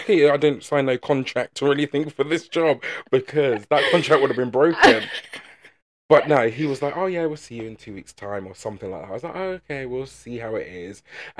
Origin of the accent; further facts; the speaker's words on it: England, United Kingdom; because we're so English, people don't approach people